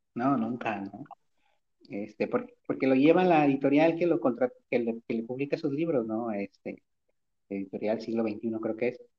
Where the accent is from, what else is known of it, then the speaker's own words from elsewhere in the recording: Guadalajara, Jalisco, Mexico; soy de Guadalajara